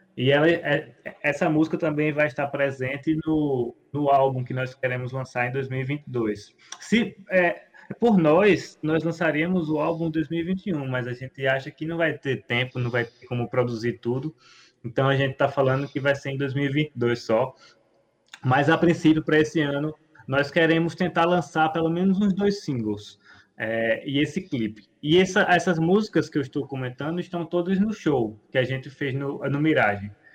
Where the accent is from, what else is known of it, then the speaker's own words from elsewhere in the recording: Brazil; a gente é brasileiro